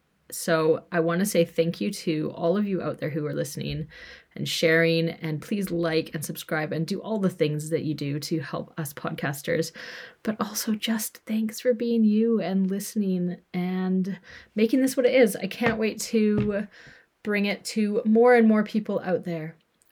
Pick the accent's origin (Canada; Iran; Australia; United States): Canada; British Columbia; also born or lived in Alberta; I'm a white female. I was born in Alberta, Canada. I grew up in BC, Canada. And after traveling for 14-ish years, moved back to BC, Canada.